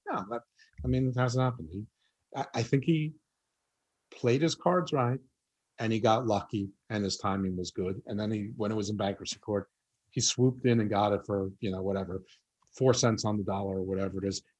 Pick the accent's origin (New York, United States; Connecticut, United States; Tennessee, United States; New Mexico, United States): New York, United States; accent: New York; Yeah, my accent's really watered down. But but listen, I totally get it from where you're from. That when my New York accent comes out